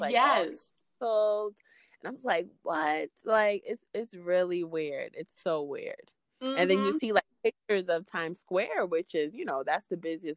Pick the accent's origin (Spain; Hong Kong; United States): United States; New York City, New York; I'm from Queens, but I record in Brooklyn